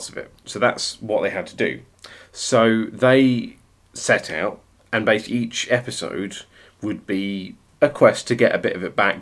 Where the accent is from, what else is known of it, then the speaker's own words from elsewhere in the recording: West Country, South West England, United Kingdom; growing up in the West Country in a rural setting